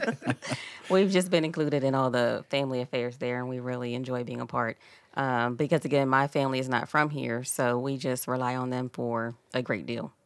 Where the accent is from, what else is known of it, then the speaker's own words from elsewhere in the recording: Philadelphia, Pennsylvania, United States; moved away as an adult; now in South Point, United States; I'm actually originally from Philadelphia. I've been here about twenty plus years